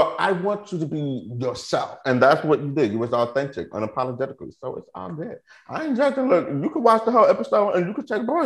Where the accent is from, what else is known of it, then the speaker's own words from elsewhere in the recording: Houston, Texas, United States; I was born in Houston